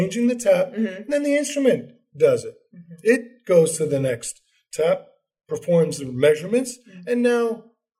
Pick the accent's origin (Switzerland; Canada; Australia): Canada; moved away; I'm originally from Canada